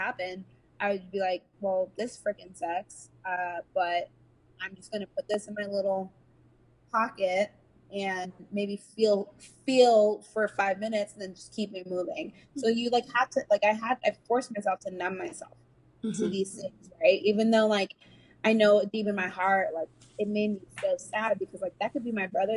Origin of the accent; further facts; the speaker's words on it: United States; Like I'm a Nigerian American, mm-hmm. who like, I identify as an African American because I was raised here. I this is my home